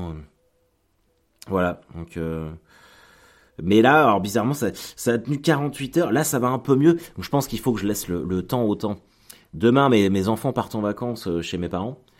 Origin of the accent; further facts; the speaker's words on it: Caen, Normandy, France; parce que on est de Caen, mais on est exactement du même village, à 5 minutes de Caen.